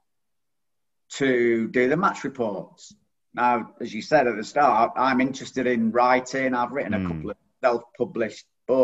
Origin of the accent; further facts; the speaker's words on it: Stockport, North West England, United Kingdom; accent: northern; moved away as an adult; also born or lived in Macclesfield; now in Hastings, United Kingdom; you might be able to tell from the accent, I'm from the north. So I was born in Stockport and I've been living in Macclesfield for about 15 years.